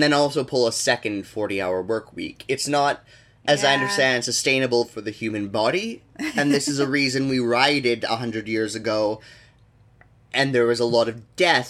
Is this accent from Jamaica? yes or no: no; Canada